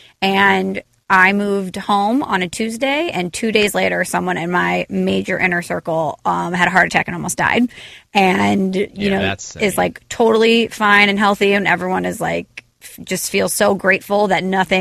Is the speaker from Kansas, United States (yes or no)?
no; St. Louis, Missouri, United States; moved away; where are you from? And I said, St. Louis.